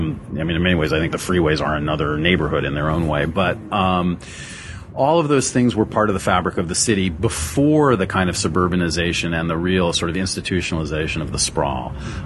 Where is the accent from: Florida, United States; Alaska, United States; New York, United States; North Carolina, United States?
New York, United States; now in Los Angeles, United States; I grew up in Manhattan